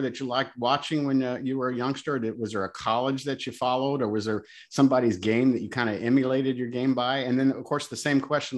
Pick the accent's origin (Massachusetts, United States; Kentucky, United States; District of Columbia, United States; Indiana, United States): Indiana, United States; now in Houston, United States; being born and raised in Indiana, but living here in Houston, Texas for the past 25 years